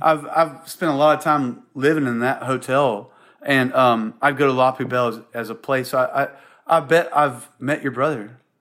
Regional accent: Columbia, South Carolina, United States; born or raised there; moved away; also born or lived in Charleston, South Carolina / Seattle

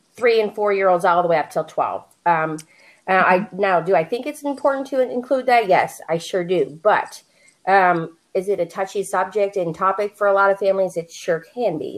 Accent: Pittsburgh, Pennsylvania, United States; moved away as an adult; now in Phoenix, United States; I live in Phoenix, Arizona. Um, but I'm originally from Pittsburgh, Pennsylvania

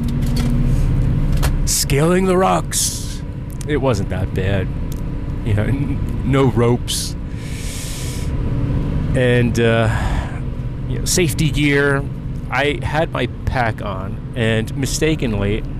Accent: New Jersey, United States; now in Maryland, United States; Growing up in New Jersey

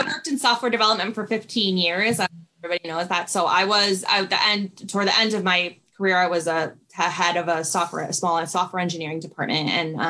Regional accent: New York, United States; I was living in a city. I lived in New York. I'm from New York. I was living in the city and working on my career

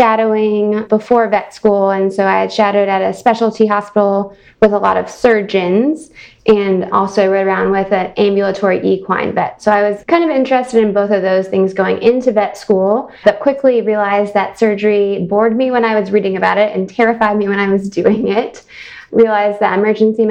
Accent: Louisville, Kentucky, United States; moved away as an adult; also born or lived in Virginia / Alabama / New York; now in Chicago, United States; I'm originally from Louisville, Kentucky, and grew up riding horses

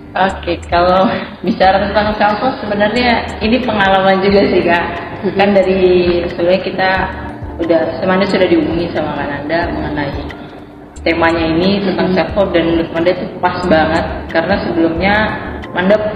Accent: Balikpapan, East Kalimantan, Indonesia; Kalimantan dari Balikpapan aslinya

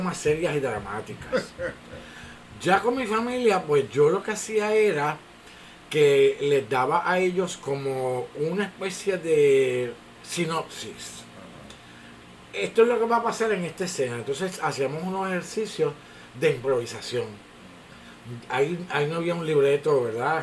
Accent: Bayamón, Puerto Rico; also born or lived in Orlando, Florida / New York; vine a, crecer a Bayamón y básicamente he estado aquí toda mi vida

